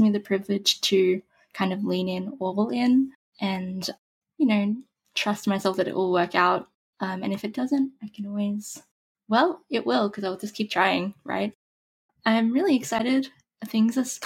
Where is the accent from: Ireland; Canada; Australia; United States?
Australia; I'm Australian. I don't know if you can tell that from my accent